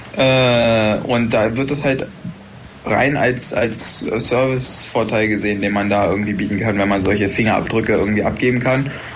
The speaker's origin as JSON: {"language": "German", "country": "Germany", "moved": "yes", "said": "bei uns in Deutschland"}